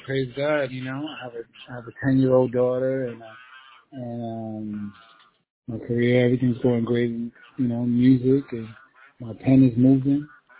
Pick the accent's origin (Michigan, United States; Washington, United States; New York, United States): New York, United States; New York City; I'm a kid from the Bronx who's been through some things and seen some things.